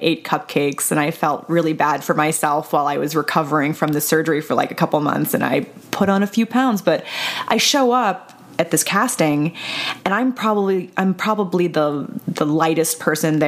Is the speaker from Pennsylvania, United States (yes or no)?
yes; Pittsburgh, Pennsylvania, United States; I'm from the Pittsburgh area